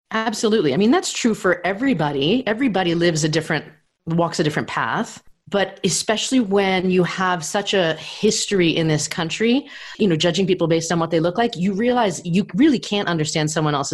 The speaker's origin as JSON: {"language": "English", "region": "New York", "country": "United States", "tie": "born or raised there", "also_born_or_lived": "Tokyo / Hong Kong", "said": "I grew up in New York and I lived in Tokyo and in Hong Kong and in Brooklyn."}